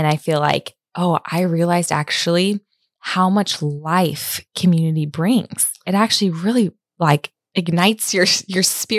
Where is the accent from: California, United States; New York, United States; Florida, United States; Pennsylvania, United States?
California, United States; Los Angeles; now in Redding, United States; I grew up in Los Angeles.